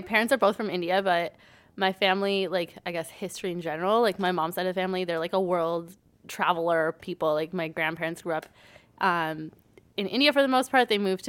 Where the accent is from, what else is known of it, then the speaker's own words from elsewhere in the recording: Brampton, Ontario, Canada; now in Caledon, Canada; I grew up in Brampton for the most part, and then I've been in Caledon for like 10 years now.